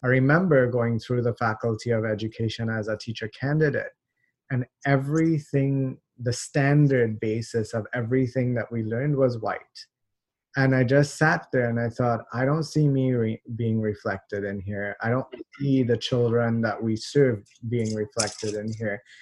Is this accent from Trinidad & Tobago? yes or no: yes; Trinidad & Tobago; also born or lived in Toronto, Canada; now in Canada; I was born in Canada uh, we moved. Uh, my parents are from Trinidad. They they moved back there, so I grew up there.